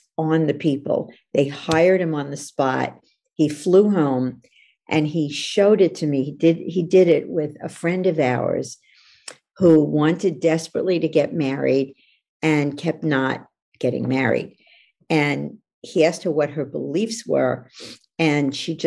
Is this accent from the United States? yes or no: yes; New York, United States; now in California, United States; I'm from New York, even though I live in California